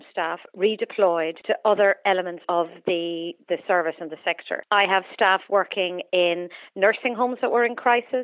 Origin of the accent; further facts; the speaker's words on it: Cork, Munster, Ireland; I grew up in Cork